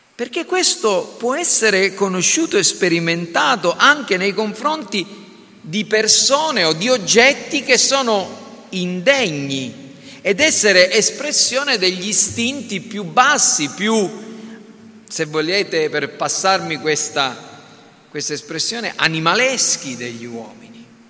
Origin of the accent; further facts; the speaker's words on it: Sicily, Italy; Noi siamo nati in Italia, siamo italiani